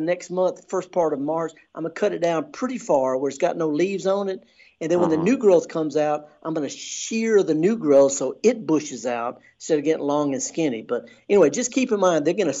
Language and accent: English; Indianola, Mississippi, United States; I'm from Indianola